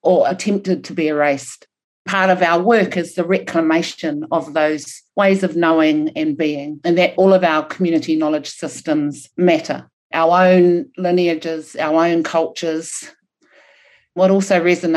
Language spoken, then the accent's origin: English; New Zealand; first language Maori; English is a second language